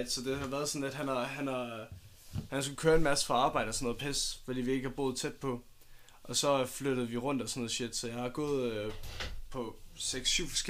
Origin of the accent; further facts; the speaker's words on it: Odense, Southern Denmark, Denmark; born there; Jeg, øh, jeg er født i Odense.